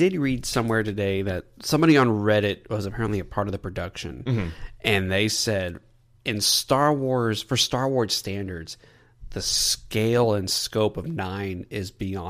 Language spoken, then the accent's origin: English; Texas, United States; In case y'all don't know, we're from Texas, and we love the Cowboys.